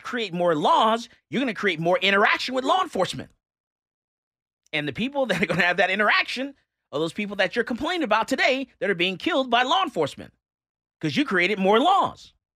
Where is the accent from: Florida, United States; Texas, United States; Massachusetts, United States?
Florida, United States; I'm from Florida